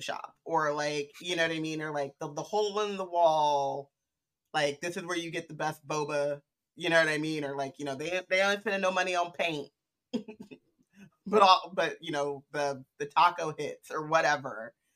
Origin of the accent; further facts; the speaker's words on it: California, United States; moved away; also born or lived in Midwest; as a Californian who moved to the Midwest